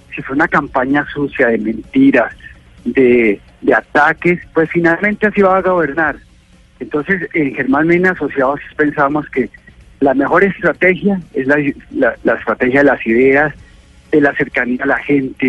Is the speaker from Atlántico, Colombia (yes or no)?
no; Bogotá, Colombia; yo soy de Bogotá